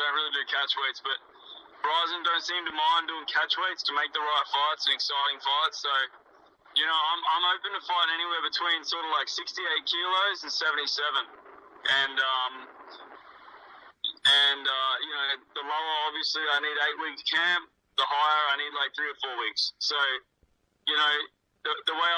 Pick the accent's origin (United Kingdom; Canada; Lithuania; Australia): Australia; born or raised there